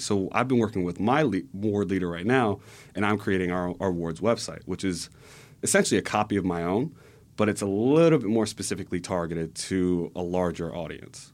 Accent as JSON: {"language": "English", "town": "Cheltenham", "region": "Pennsylvania", "country": "United States", "tie": "born or raised there", "also_born_or_lived": "California", "said": "growing up in Cheltenham, my parents, their, their outlook on life."}